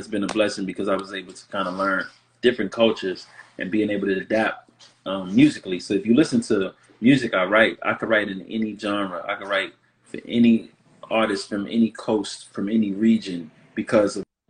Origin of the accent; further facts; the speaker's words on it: New Orleans, Louisiana, United States; So I was born in New Orleans, and when they met in the military, my dad's from New York, my mother's from Milwaukee. So when they were together, they were down in Louisiana.